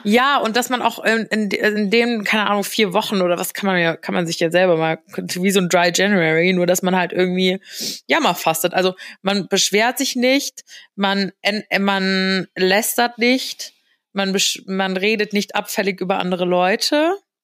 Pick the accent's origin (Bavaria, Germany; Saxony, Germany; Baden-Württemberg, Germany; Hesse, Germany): Hesse, Germany; near Frankfurt; Ist ja nur in der Nähe von Frankfurt